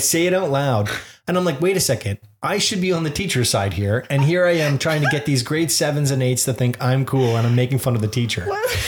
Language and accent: English; Liverpool, North West England, United Kingdom; accent: Liverpool; Anyways, my accent is from Liverpool.